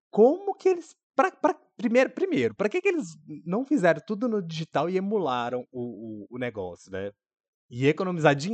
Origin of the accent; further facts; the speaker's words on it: Brazil; eu sou brasileira.